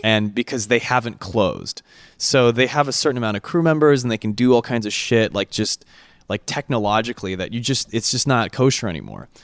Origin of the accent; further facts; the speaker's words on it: California, United States; we're from California